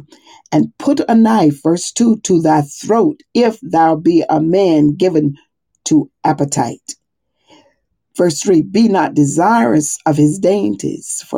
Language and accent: English; the South, United States; moved away as an adult; now in Monmouth County, United States; I'm from the South